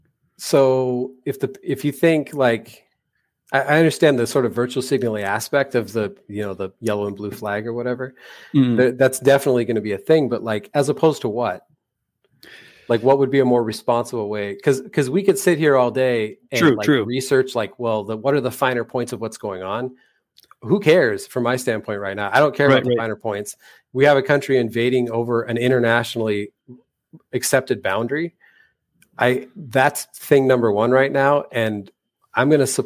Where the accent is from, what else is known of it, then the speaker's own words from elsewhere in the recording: United States; I'm American